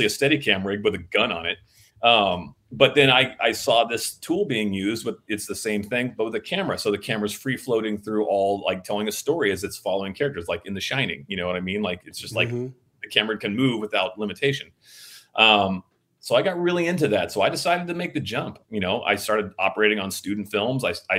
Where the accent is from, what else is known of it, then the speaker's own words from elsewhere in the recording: Van Nuys, California, United States; born there; I was born in Van Nuys, and my grandfather was an old actor.